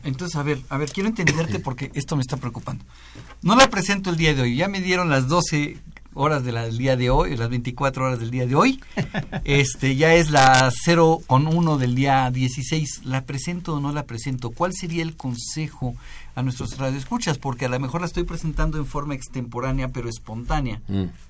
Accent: Mexico; como buenos mexicanos y como buenos contadores

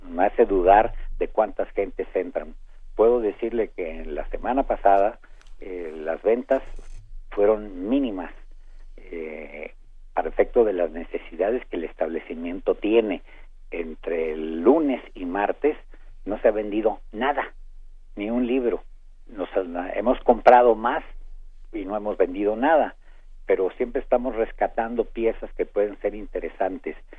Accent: Saltillo, Coahuila, Mexico; now in Mexico City, Mexico; la formación eh, que se me dio de pequeño en casa de unos tíos en Saltillo, Coahuila, donde aprendí a leer

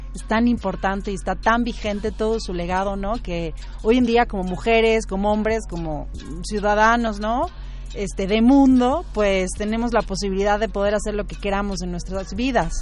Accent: Venezuela; moved away as an adult; now in Mexico City, Mexico; Yo soy venezolana

